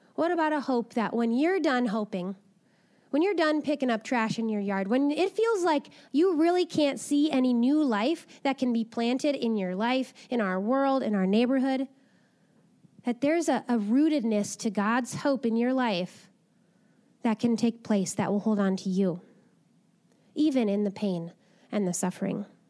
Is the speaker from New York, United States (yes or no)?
no; Napa, California, United States; I grew up in Napa